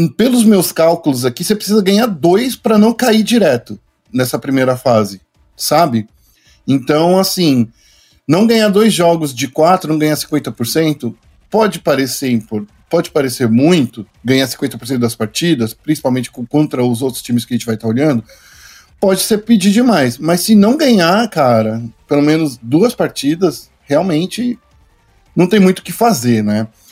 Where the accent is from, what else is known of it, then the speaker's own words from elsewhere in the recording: São Paulo, Brazil; Porque eu sou muito paulistano, cara. Eu sou muito paulistano